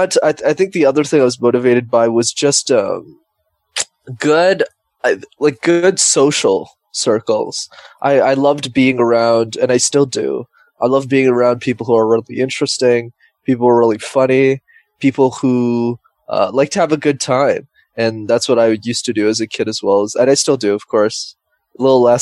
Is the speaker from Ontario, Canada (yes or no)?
no; Montreal, Quebec, Canada; born and raised in Montreal, Canada.